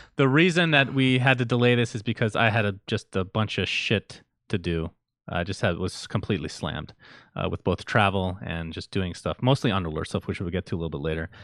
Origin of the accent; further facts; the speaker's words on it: United States; also born or lived in Middle East; growing up in the United States